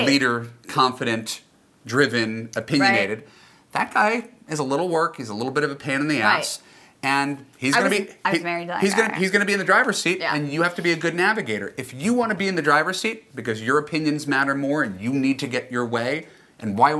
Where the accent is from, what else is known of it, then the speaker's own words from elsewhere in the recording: New York, United States; I'm from New York, and I'm loyal to my terrible teams